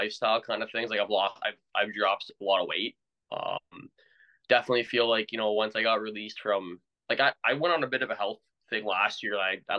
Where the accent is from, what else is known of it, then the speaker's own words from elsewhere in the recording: Ontario, Canada; Like we're both Canadian, and hockey's definitely it's our blood, man. Like unfortunately, in Ontario, at least I'm seeing hockey starting to die a little bit.